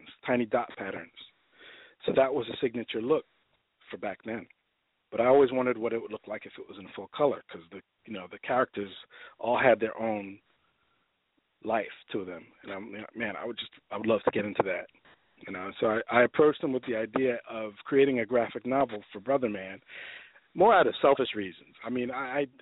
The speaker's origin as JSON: {"language": "English", "town": "New York City", "region": "New York", "country": "United States", "also_born_or_lived": "Los Angeles", "moved": "as an adult", "lives_now": "Atlanta, United States", "said": "I'm from the Lower East Side, Manhattan"}